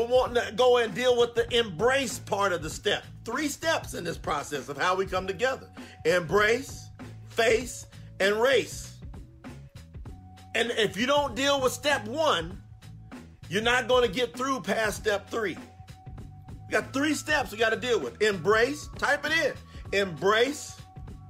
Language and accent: English; Kentucky, United States; I'm from Kentucky. Grew up right next to a railroad track